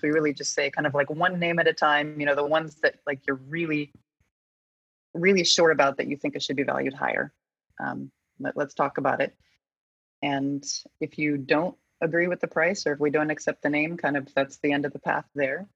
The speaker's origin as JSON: {"language": "English", "region": "Colorado", "country": "United States", "said": "I'm from Colorado."}